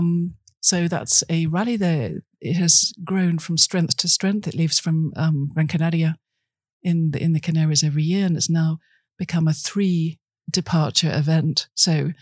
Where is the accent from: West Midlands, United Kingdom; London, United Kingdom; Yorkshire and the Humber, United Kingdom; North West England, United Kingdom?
West Midlands, United Kingdom; Birmingham; moved away; I grew up in Birmingham, which is about as far as the sea, far from the sea as you can get.